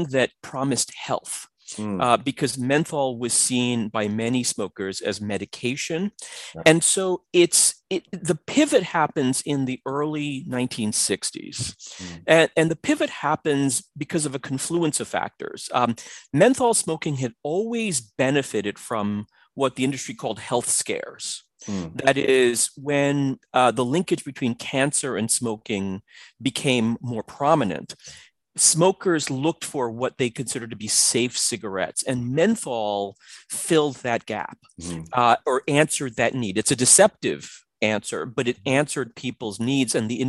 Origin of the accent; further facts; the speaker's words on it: New York City, New York, United States; when I was, you know, about 8, 9, 10 years old, growing up in the Bronx and then Queens, New York.